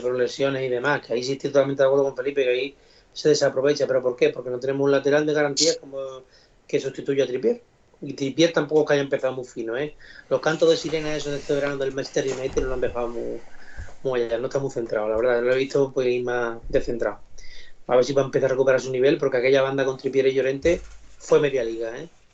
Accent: Don Benito, Extremadura, Spain; aunque sea de Don Benito

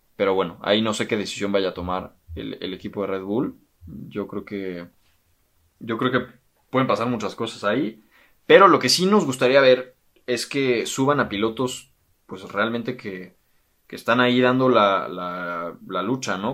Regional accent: Mexico; los que somos mexicanos

